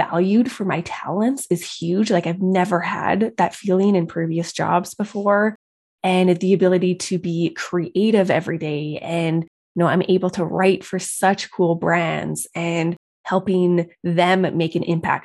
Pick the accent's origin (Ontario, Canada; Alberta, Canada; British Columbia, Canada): Alberta, Canada; Calgary; I'm from Calgary, Alberta, Canada.